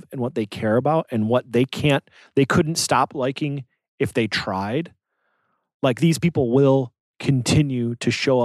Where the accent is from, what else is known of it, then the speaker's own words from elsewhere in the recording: Detroit, Michigan, United States; we're from Detroit.